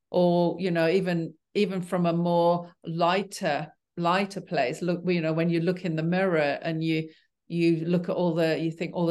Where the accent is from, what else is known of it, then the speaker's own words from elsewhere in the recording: Yorkshire and the Humber, United Kingdom; I, well, I grew up in Yorkshire as well. And, you know, we did a lot of mountain climbing when I was a kid.